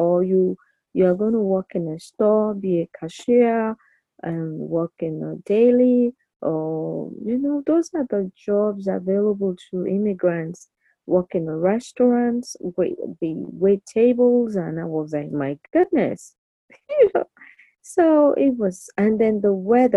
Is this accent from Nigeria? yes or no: yes; Nigeria; moved away as an adult; now in United States; I'm still Nigerian